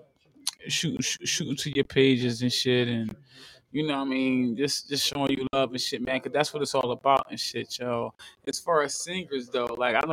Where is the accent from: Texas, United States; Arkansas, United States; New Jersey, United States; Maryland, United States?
New Jersey, United States; I'm interviewing people from my hometown